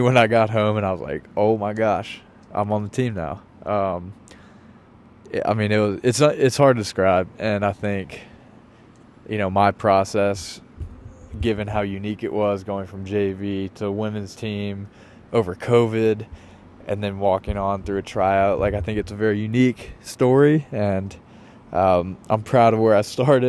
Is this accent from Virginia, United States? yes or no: yes; Richmond, Virginia, United States; now in New York City, United States; I grew up in Richmond